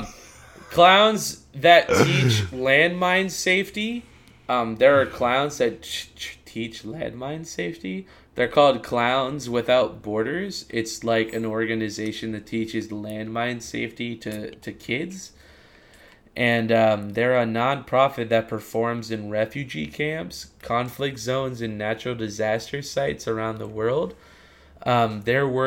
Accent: United States; I'm an American

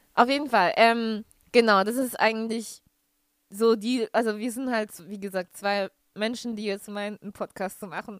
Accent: Stuttgart, Baden-Württemberg, Germany; moved away as an adult; also born or lived in Sulzbach-Rosenberg; now in Osnabrück, Germany; gebürtige Stuttgarterin. Ähm, bin, wohne jetzt aber momentan in Osnabrück.

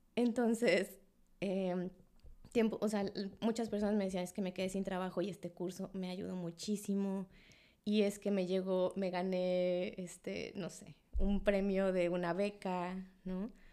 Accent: Mexico City, Mexico; moved away as an adult; now in Cancún, Mexico; yo nací en Ciudad de México, y llegué a Cancún hace, ya voy a cumplir cuatro años que llegué a Cancún

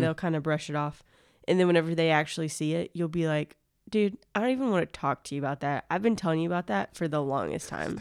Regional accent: near Gulf Shores / Orange Beach, Alabama, United States; now in Athens, Georgia, United States; I grew up in the South, and so, like, near Gulf Shores, Alabama, Orange Beach, Alabama.

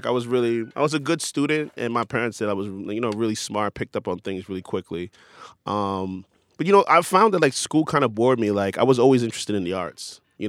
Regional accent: Brooklyn, New York, United States; moved away as an adult; now in Los Angeles, United States; born in Brooklyn, New York, Brooklyn Hospital. Brooklyn Jewish Hospital.

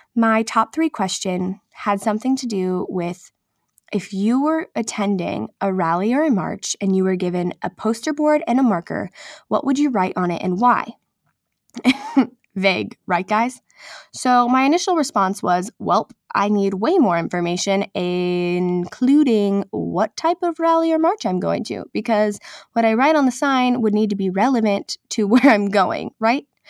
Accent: Nebraska, United States; moved away as an adult; also born or lived in Texas / Oklahoma City / New York City; I'm from Nebraska, but I went to college in Texas at Texas Christian University

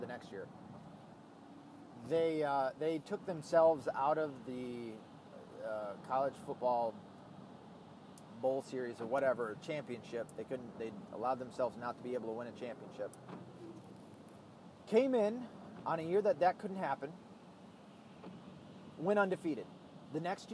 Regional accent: the South, United States; I'm from the South

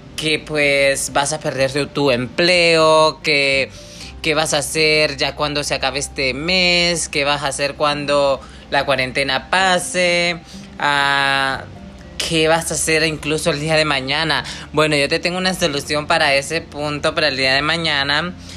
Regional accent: Honduras; now in Michigan, United States; viene de un pueblo muy chico en Honduras, yo soy catracha

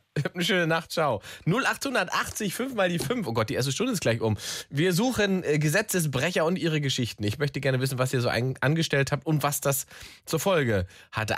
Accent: East Germany, Germany; now in Berlin, Germany; Ich bin aus dem Osten

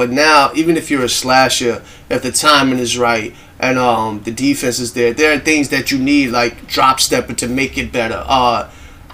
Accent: New York City, New York, United States; I'm from Harlem, people. So you know I got to do that. We're originated. You know what I mean? From Harlem all day

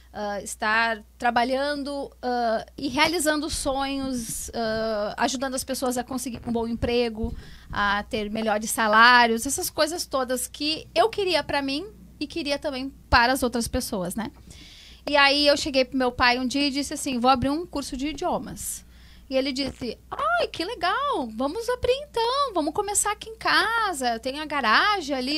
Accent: Alvorada, Rio Grande do Sul, Brazil; also born or lived in Porto Alegre; eu nasci em Porto Alegre, nasci né? Em Porto Alegre. Mas uh, moro na Alvorada, acho que com uns 3, 4 anos eu vim morar pra cá.

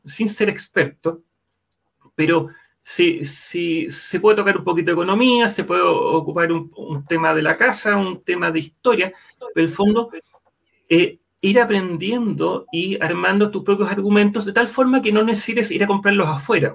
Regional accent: Chile; Yo como chileno estoy orgulloso

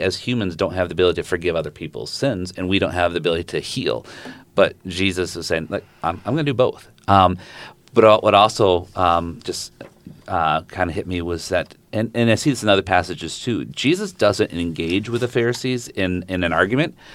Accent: Zeeland, Michigan, United States; moved away as an adult; also born or lived in Southern Indiana; I grew up in Zealand, so good R C A church

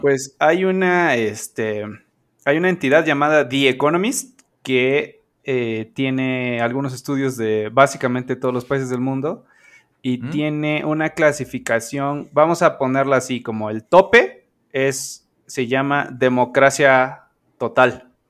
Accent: Veracruz, Mexico; also born or lived in Puebla; yo nací en Puebla, occidentalmente. Eh, accidentalmente. O sea, yo, yo, soy de Veracruz, pero me adelanté un par de semanas y mis papás andaban este, en Puebla

